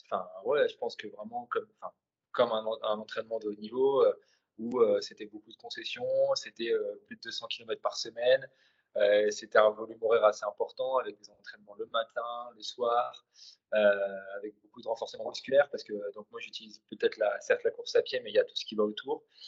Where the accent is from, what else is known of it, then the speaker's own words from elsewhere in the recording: Vieux-Condé, Hauts-de-France, France; je suis nordiste. Euh, originaire de, Vieux-Condé à côté de Valenciennes